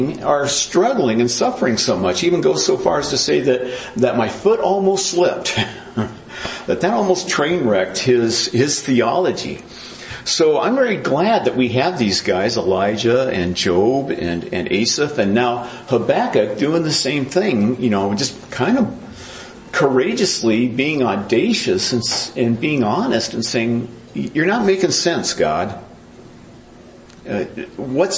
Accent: United States

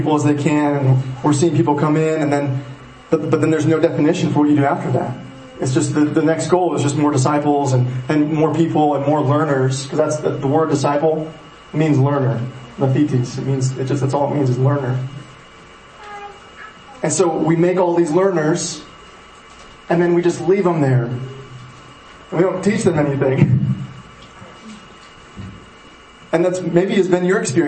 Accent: Powell, United States; When I first moved to Powell, moved back to Powell, it's my hometown

